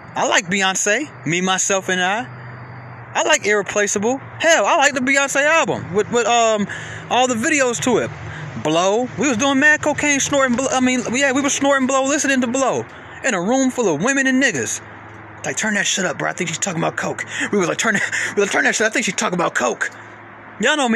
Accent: Atlanta, Georgia, United States; I'm from Atlanta

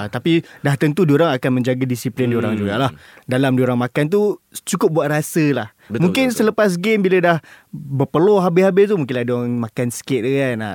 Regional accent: Kuala Lumpur, Malaysia; also born or lived in Selama; Aku sebagai anak kota tidak ada masalah untuk pulang ke kampung pada hari raya. Okay. Ha, dia dah lah kampung aku dekat setapak, dia dekat je.

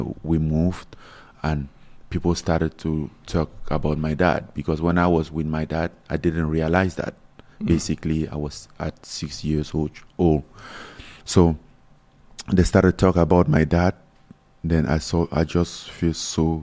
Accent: Cameroon; moved away as an adult; I grew up in Cameroon, so we have a culture of soccer

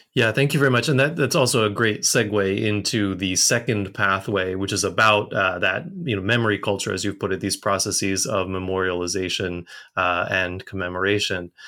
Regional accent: United States; now in Japan; I'm also an American

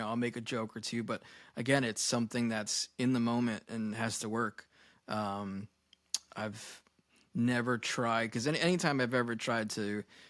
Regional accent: Babylon, New York, United States; I had a great childhood growing up in Babylon

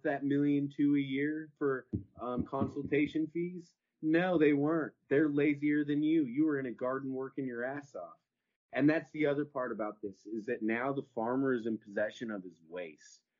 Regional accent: Horseshoe Bay, Texas, United States; I'm from Horseshoe Bay.

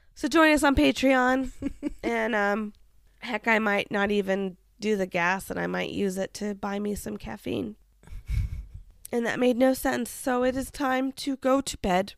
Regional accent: Kansas, United States; growing up in Kansas.

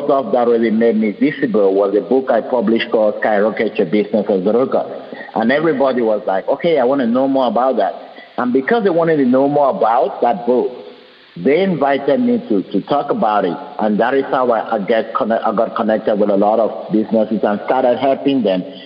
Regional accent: Cameroon; moved away; also born or lived in Europe; I was born in Cameroon, and when I was born in a kind of a jungle village, there was no light, there was no electricity. I wasn't born in a city.

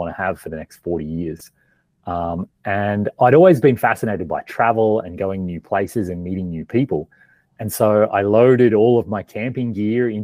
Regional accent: Australia; moved away as an adult; also born or lived in Melbourne / Canada; I grew up in Australia, kind of like in a small farming town.

